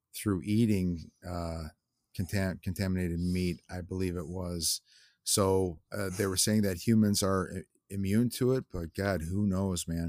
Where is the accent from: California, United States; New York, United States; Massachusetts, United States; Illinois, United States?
Illinois, United States; Lockport; I grew up in Lockport, Ill, Illinois, which is, um, yeah, it's a southwest suburbs, uh, pretty far from Chicago